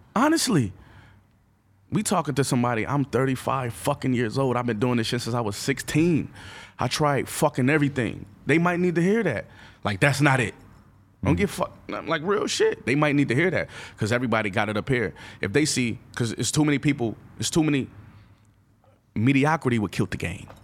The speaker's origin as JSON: {"language": "English", "town": "Buffalo", "region": "New York", "country": "United States", "said": "I'm from Buffalo. I'm not from the boroughs, but I'm still from New York"}